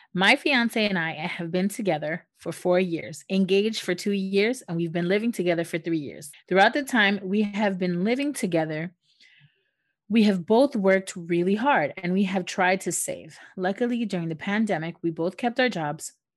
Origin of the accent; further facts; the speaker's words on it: United States; also born or lived in New York; we're, we're, we're from the United States. We, we live in the United States